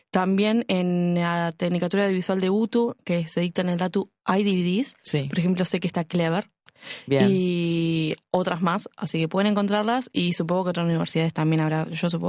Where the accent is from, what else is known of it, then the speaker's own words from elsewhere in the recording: Uruguay; Porque somos uruguayas.